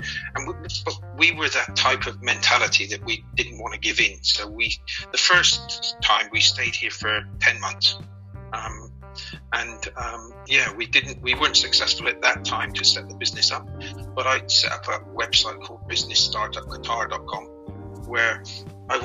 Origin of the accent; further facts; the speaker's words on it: Bristol, South West England, United Kingdom; also born or lived in Biggleswade, Bedfordshire; now in Qatar; I'm originally from Bristol, but I live in a place in Bedfordshire